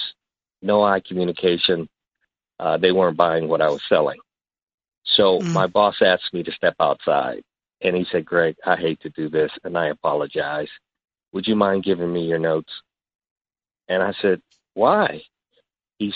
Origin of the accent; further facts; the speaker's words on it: Midwest, United States; moved away as an adult; also born or lived in San Francisco; now in San Mateo, United States; growing up in the Midwest